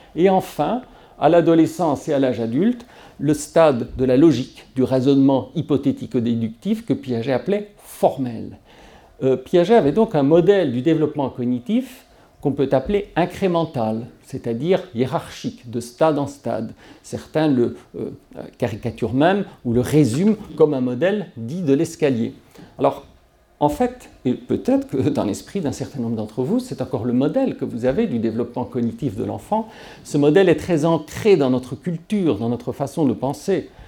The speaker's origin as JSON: {"language": "French", "country": "Belgium", "tie": "born or raised there", "moved": "as an adult", "said": "C'est mon pays natal"}